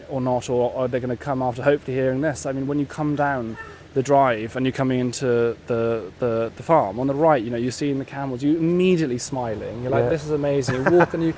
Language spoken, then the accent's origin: English; West Wales, United Kingdom; I grew up in West Wales.